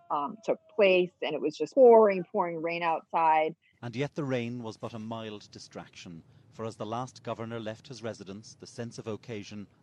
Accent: Hong Kong; born there; I was born in Hong Kong, so it's and I'm a permanent resident there

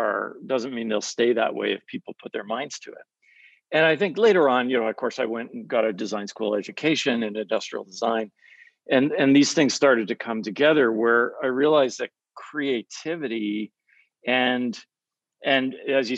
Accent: Canada; I grew up in Canada, half my family's American, half Canadian

